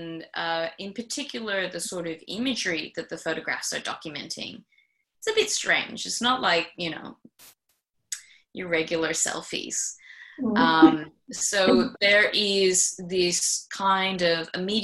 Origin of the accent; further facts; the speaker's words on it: Singapore; first language English; moved away as an adult; now in Sydney, Australia; growing up in Singapore